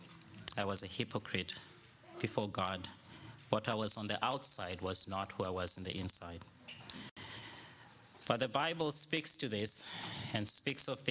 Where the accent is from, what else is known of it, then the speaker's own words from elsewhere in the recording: Zimbabwe; I was born and raised in Zimbabwe